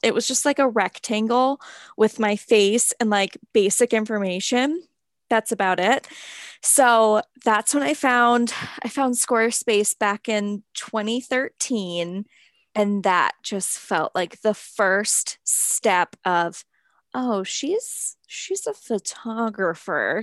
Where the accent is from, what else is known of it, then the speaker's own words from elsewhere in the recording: New Hampshire, United States; growing up in New Hampshire and, like, a small town